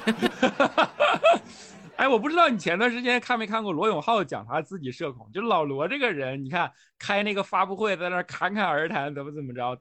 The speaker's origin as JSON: {"language": "Chinese", "region": "Northeast China", "country": "China", "moved": "yes", "lives_now": "Shanghai, China", "said": "我是东北里边的蒙古族"}